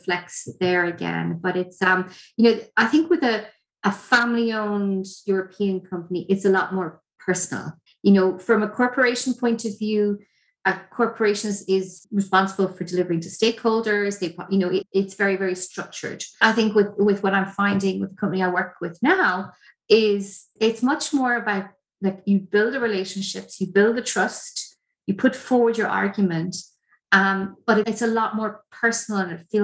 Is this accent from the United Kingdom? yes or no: no; Ireland; As Irish people